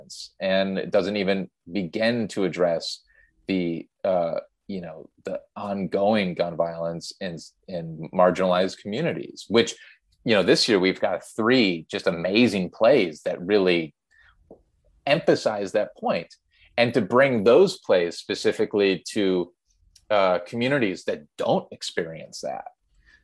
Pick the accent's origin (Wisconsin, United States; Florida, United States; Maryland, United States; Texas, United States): Wisconsin, United States; Milwaukee; we grew up in Milwaukee, Wisconsin